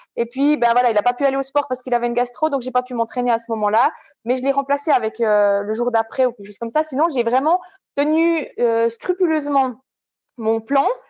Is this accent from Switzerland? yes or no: yes; Switzerland; En tant que Suissesse